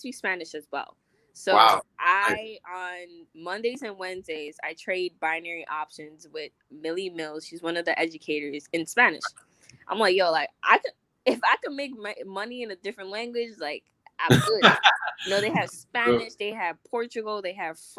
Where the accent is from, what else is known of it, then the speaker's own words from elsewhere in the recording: Guinea; moved away; also born or lived in Miami / New York; my country, like, I'm from Guinea